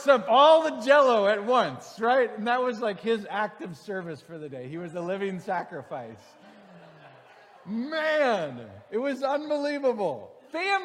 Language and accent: English; Green Bay, Wisconsin, United States; moved away; I grew up in Green Bay, Wisconsin, and Wisconsinites love a good fish boil